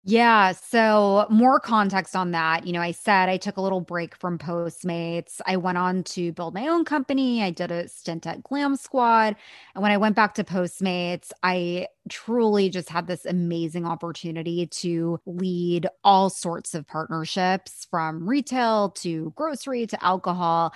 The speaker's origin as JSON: {"language": "English", "area": "Bay Area", "region": "California", "country": "United States", "tie": "born or raised there", "said": "I grew up in the Bay Area"}